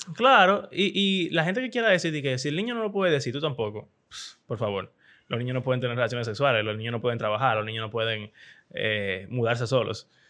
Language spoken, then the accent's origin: Spanish; Dominican Republic; Eso es como, como un dominicano cualquiera